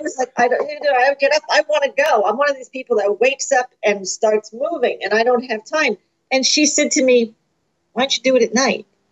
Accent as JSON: {"language": "English", "region": "New Jersey", "country": "United States", "said": "I'm from New Jersey"}